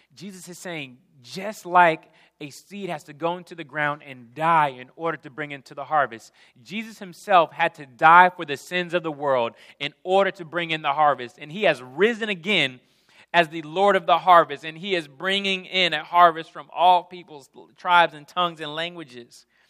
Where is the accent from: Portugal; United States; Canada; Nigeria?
United States; Jackson, Mississippi; moved away; I'm coming from Jackson, Mississippi